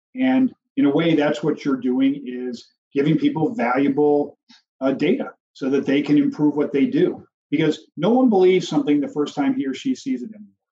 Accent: Chicago, Illinois, United States; I'm from Chicago

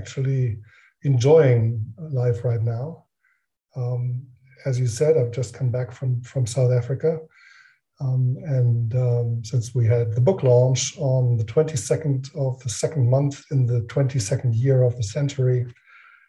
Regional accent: Northern Germany, Germany; moved away as an adult; now in Frankfurt, Germany; I grew up in northern Germany. I do live now in Frankfurt, in a small village, actually.

